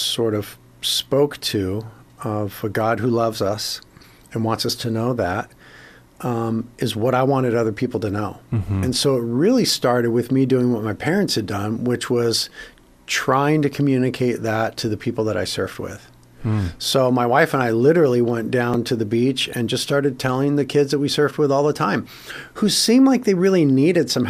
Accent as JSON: {"language": "English", "town": "Carpinteria", "region": "California", "country": "United States", "tie": "born or raised there", "said": "we ended up starting a church in Carpinteria, my hometown"}